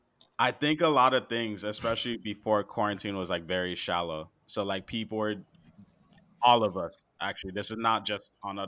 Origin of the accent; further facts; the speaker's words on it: Miami, Florida, United States; growing up in Miami, especially like the whole bottle popping era in Miami